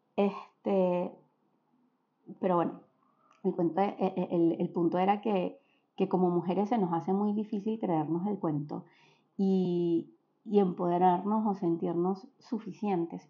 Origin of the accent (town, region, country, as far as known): Venezuela; born or raised there; moved away